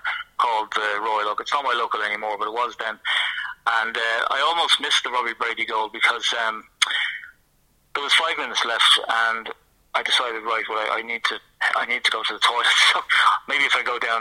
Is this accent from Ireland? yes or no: yes; Ireland; as an Irishman